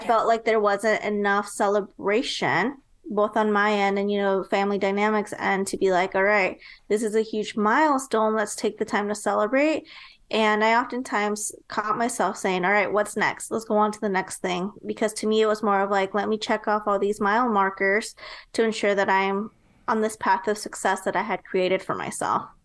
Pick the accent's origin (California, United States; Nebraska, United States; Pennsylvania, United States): Nebraska, United States; moved away as an adult; now in Texas, United States; later on moved to Nebraska. And that's actually where I was raised.